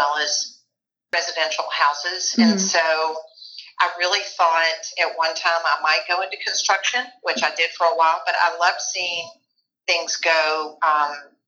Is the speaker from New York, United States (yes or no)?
no; Memphis, Tennessee, United States; I grew up in Memphis, Tennessee. I still live here.